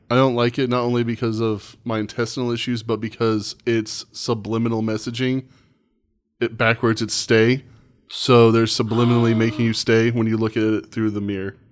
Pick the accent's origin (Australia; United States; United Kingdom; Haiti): United States; Indiana; I was born and raised here